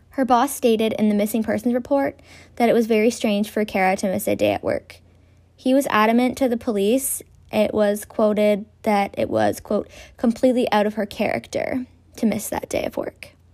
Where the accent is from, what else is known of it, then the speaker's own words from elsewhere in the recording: Grey Bruce, Ontario, Canada; accent: Grey Bruce; the Grey Bruce accent, which is from where I'm from